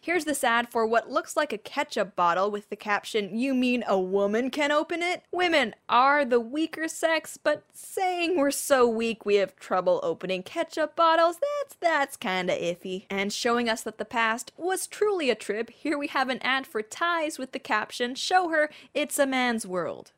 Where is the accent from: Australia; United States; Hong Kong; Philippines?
Hong Kong; also born or lived in Surrey, United Kingdom; growing up in Hong Kong, we were legit a British colony